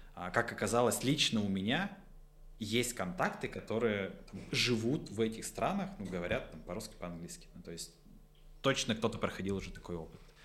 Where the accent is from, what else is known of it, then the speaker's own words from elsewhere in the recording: Votkinsk, Udmurtia, Russia; я из Воткинска